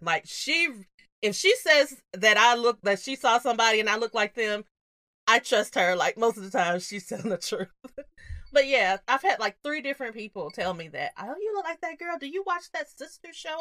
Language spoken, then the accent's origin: English; the South, United States; we grew up in the South